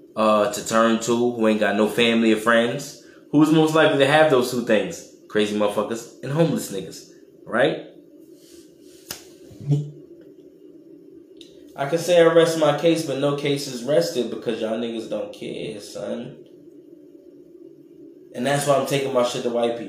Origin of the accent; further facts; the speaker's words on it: New York, United States; I'm from New York